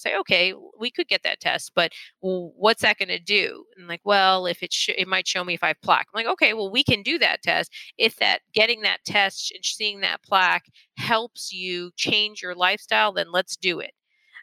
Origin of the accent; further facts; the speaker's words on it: Florida, United States; I'm from Florida.